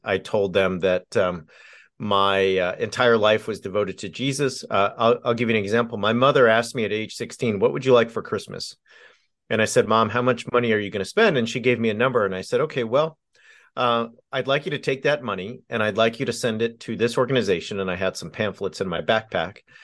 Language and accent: English; Southern California, United States; I grew up in Southern California